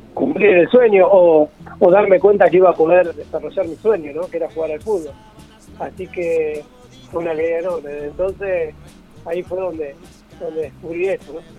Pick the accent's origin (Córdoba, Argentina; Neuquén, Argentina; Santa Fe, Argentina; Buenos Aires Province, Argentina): Buenos Aires Province, Argentina; San Pedro; also born or lived in San Isidro, Buenos Aires Province; soy de San Pedro, provincia de Buenos Aires, y a mis 10 años no había escuela para personas con discapacidad visual en esta, en esta ciudad